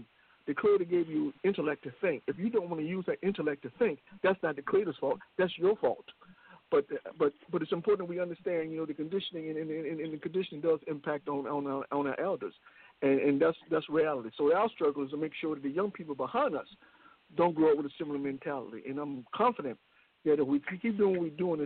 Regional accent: Richmond, United States; we grew up in Richmond.

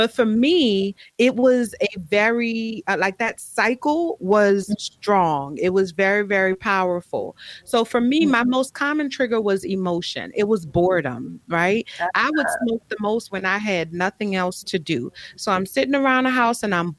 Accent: New Orleans, Louisiana, United States; I grew up Catholic, you know, I'm from New Orleans

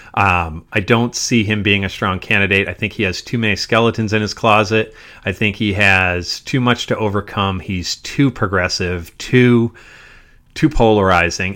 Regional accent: Massachusetts, United States; we grew up in Massachusetts

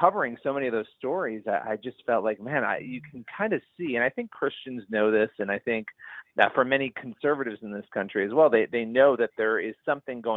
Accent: Rochester, New York, United States; moved away as an adult; now in New York City area, United States; I grew up in upstate New York, which is in Rochester, New York

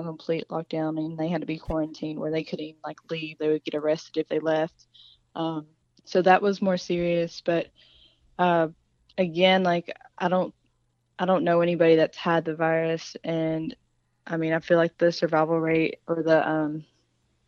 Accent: southeast Kentucky, United States; also born or lived in Italy; So I grew up about 2.5 hours from Lexington in the south, the most southeast part of Kentucky. So I'm, like, on the border with Kentucky, Tennessee, and Virginia.

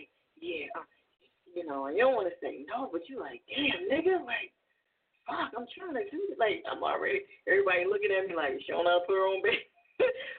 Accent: New Jersey, United States; accent: East Coast; also born or lived in California; now in Philadelphia, United States; I'm originally from Jersey, but I live in Philly.

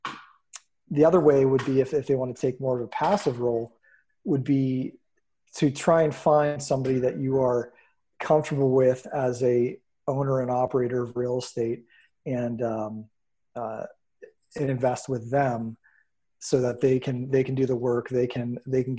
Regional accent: Erie, Pennsylvania, United States; Born and raised in Erie, PA

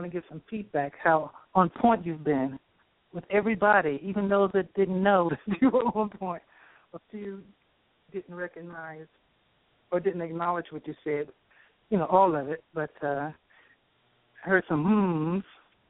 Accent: Charlotte, North Carolina, United States; now in Phoenix, United States; Oh, where I am right now, yes, is Phoenix. I was born in Charlotte.

